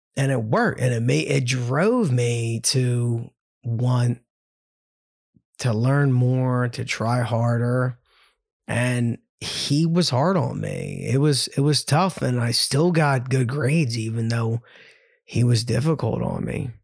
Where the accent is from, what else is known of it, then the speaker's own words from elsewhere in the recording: Ambler, Pennsylvania, United States; Love growing up in Ambler. I love knowing that I came from Wissahickon